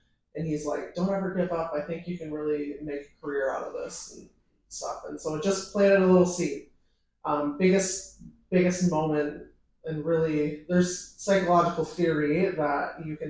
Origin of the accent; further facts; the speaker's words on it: Sterling, Illinois, United States; moved away as an adult; now in St. Petersburg, United States; I'm from Sterling, Illinois, rural America, 2 hours west of Chicago